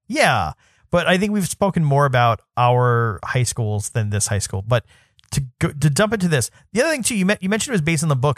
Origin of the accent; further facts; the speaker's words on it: New York City, New York, United States; I'm from New York City, so I went to a city high school